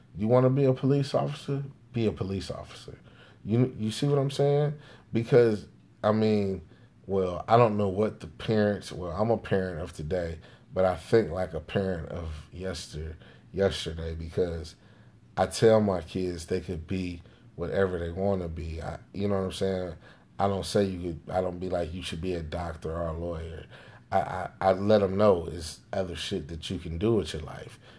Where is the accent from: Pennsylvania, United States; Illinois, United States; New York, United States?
Illinois, United States; Chicago; also born or lived in Jamaica; now in Naperville, United States; I'm from Chicago